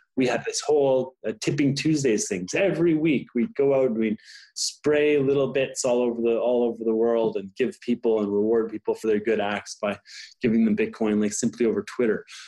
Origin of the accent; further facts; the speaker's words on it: Ottawa, Ontario, Canada; I'm a Canadian. I am born in Ottawa